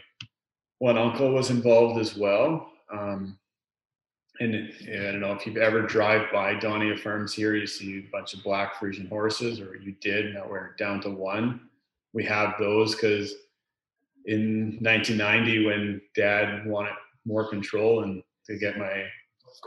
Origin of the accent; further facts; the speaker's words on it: Lower Mainland, British Columbia, Canada; I grew up in the Lower Mainland here